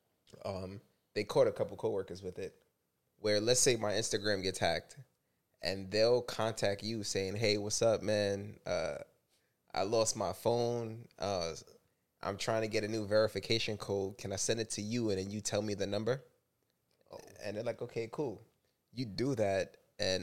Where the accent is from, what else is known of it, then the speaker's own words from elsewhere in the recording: New York, United States; we're from New York and we're all black, you know, all raised in a hood.